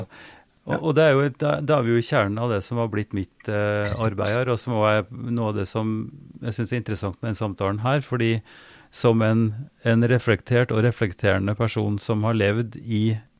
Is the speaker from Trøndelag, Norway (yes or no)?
yes; Oppdal, Trøndelag, Norway; fra Oppdal, og der jeg vokste opp